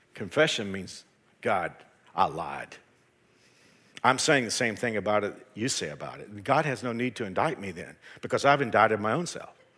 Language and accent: English; Fort Worth, Texas, United States; also born or lived in Houston; I left my, my hometown of Fort Worth and went to a church in Houston